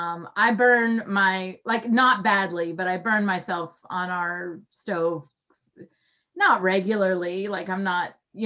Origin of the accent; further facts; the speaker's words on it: the South, United States; I grew up in the South